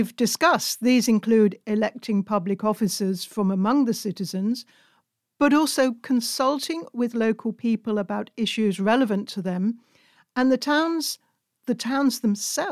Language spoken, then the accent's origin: English; United Kingdom; now in Hungary; As a British citizen living in Hungary